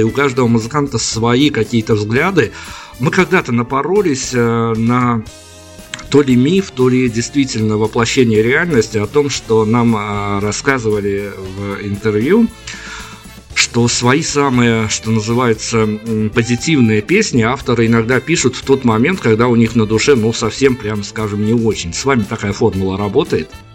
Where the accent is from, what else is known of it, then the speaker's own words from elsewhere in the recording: Belarus; у нас, э, как у белорусов